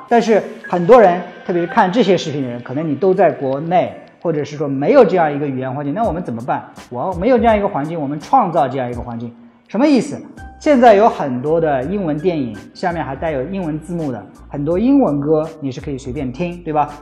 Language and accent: Chinese; China; moved away as an adult; now in United States; 是我们中国人自己的